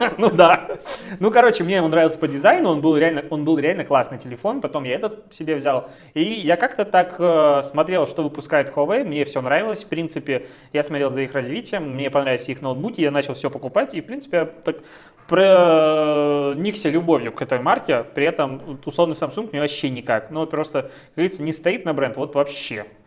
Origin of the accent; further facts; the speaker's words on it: Belarus; мы белорусы